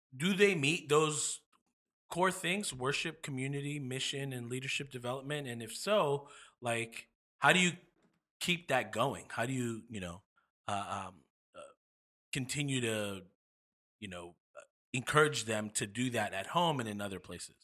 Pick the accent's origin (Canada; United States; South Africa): United States; New York; moved away; I'm from New York